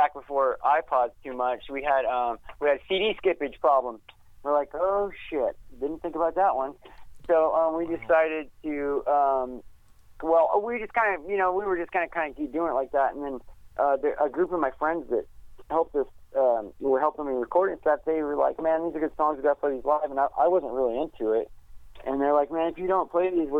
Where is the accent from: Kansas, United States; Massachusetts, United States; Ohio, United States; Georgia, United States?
Kansas, United States; Wichita; moved away; I'm initially from Wichita, Kansas